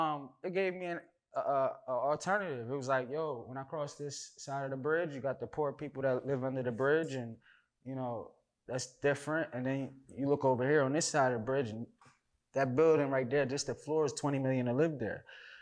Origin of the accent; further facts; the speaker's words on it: East Coast, New Jersey, United States; moved away as an adult; now in Miami, United States; growing up on the East Coast